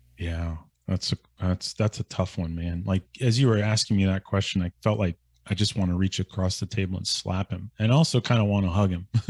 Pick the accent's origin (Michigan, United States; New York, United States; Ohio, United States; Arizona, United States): Ohio, United States; Northeastern; moved away; my hometown